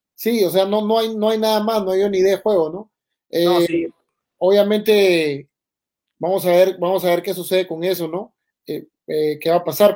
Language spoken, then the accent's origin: Spanish; Peru; como peruano